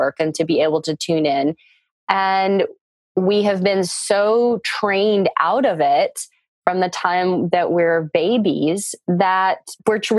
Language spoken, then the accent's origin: English; Texas, United States; I grew up in Texas, a very suburban life